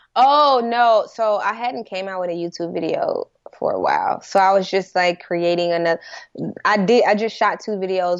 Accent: St. Louis, Missouri, United States; moved away; also born or lived in California; I'm from Saint Louis

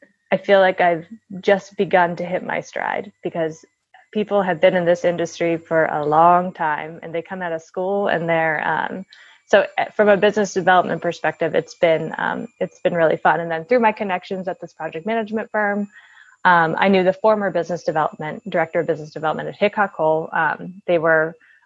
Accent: Washington, District of Columbia, United States; moved away as an adult; also born or lived in Virginia; born and raised in the Washington, D.C. area

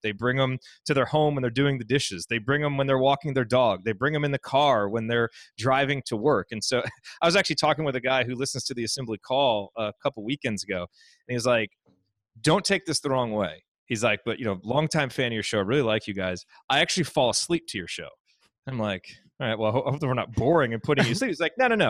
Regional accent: Indiana, United States; I grew up in Indiana

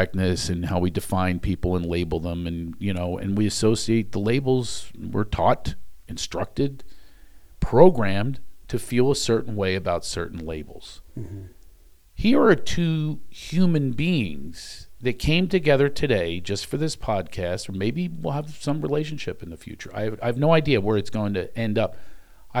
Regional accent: Philadelphia, Pennsylvania, United States; I come from Philadelphia

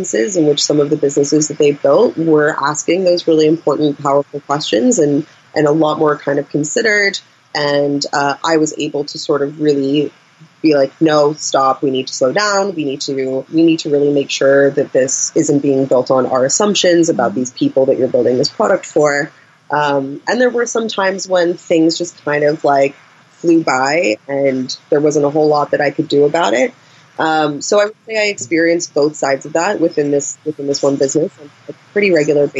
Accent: United States; moved away as an adult; now in United Kingdom; as an American working in a British workplace

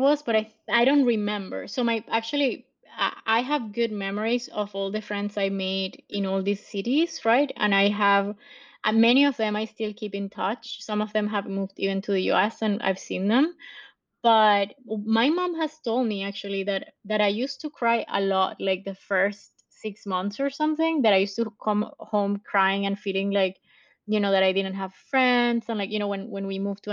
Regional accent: Venezuela; moved away; also born or lived in France / Italy / Caracas; And I'm from Venezuela originally. I was born in a city in the Andes, in the mountain part of the country. But I lived in different parts of the country as I grew up

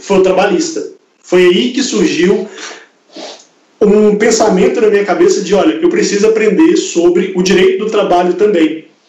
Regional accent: Belo Horizonte, Minas Gerais, Brazil; also born or lived in Campo Grande; Eu sou de Belo Horizonte, me mudei para lá

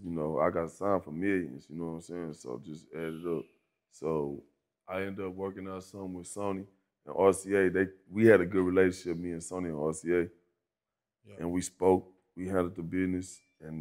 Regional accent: Fort Worth, Texas, United States; moved away as an adult; also born or lived in Atlanta; I always say I'm from Fort Worth. And they try to say Dallas, I say Fort Worth.

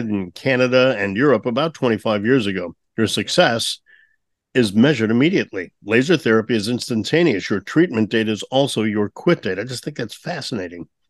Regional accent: St. Louis, Missouri, United States; moved away; I'm from St. Louis originally

